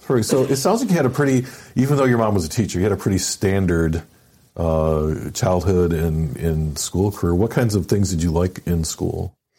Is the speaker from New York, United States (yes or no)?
no; Michigan, United States; I'm, you know, from Michigan myself